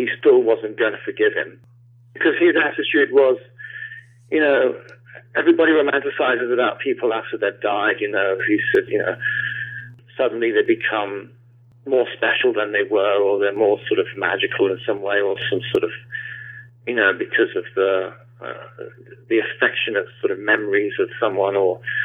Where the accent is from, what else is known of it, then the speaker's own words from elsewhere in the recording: London, United Kingdom; I grew up in London, mainly southwest London.